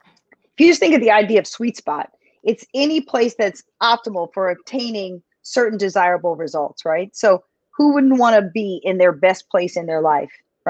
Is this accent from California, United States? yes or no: no; Philadelphia, Pennsylvania, United States; now in New York City, United States; I was actually born in Philadelphia, but I am currently, and I'd have to say, since I've lived here over 30 years, I'm from New York City